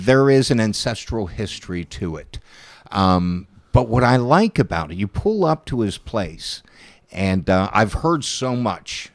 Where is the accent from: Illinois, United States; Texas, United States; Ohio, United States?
Ohio, United States; Steubenville; I'm a Pollock from Steubenville